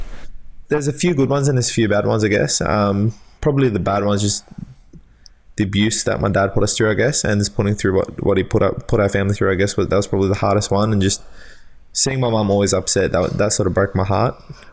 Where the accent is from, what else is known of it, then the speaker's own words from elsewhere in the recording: Marylands, New South Wales, Australia; I was born in Westmead Hospital, and I grew up out around Marylands area for a few years.